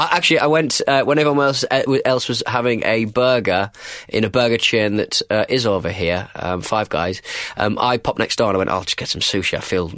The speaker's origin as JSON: {"language": "English", "country": "United Kingdom", "said": "Well, I'm British, aren't I?"}